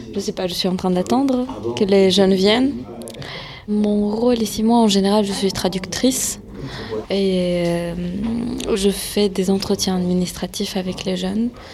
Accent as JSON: {"language": "French", "country": "France", "tie": "born or raised there", "said": "vu que mes parents sont nés en Syrie, moi je suis née en France"}